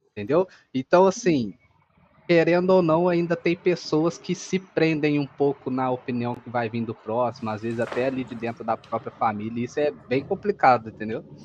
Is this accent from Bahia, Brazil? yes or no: no; São João del-Rei, Minas Gerais, Brazil; São João Del Rei, Minas Gerais. É uma cidade histórica aqui onde eu moro, na real.